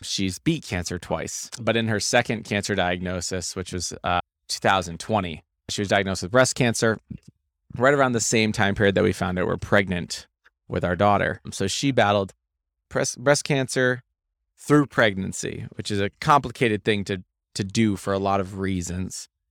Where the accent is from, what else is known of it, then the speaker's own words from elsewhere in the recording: Maine, United States; I grew up, grew up in Maine